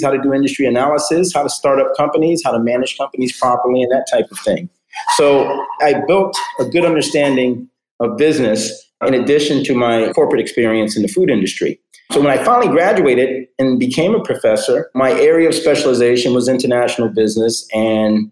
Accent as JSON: {"language": "English", "town": "New York City", "region": "New York", "country": "United States", "tie": "born or raised there", "moved": "yes", "lives_now": "Fort Lauderdale, United States", "said": "I grew up in New York City, the New York City area"}